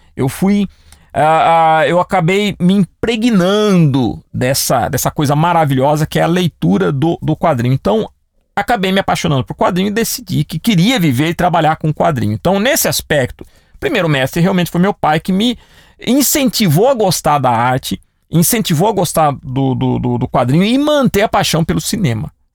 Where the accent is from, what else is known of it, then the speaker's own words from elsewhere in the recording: Piracicaba, São Paulo, Brazil; cidade que eu nasci, Piracicaba